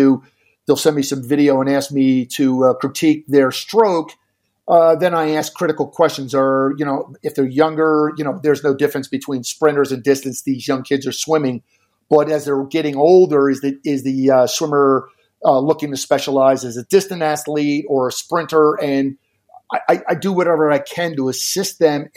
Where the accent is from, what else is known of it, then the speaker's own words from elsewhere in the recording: Jersey Shore, New Jersey, United States; now in Arizona, United States; I've coached high school programs on the New Jersey Shore, where I grew up on the Jersey Shore.